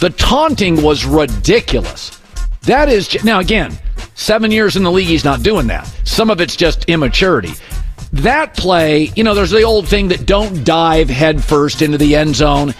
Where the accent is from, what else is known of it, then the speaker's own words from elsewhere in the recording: Seattle, Washington, United States; I'm from Seattle.